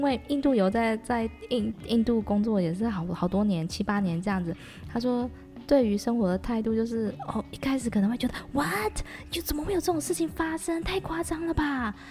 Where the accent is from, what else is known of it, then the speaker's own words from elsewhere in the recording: Taichung, Taiwan; moved away as an adult; now in Thailand; 因为我之前是住在城市嘛，我是台中人，所以我就觉得台中的公园。面积也都蛮小的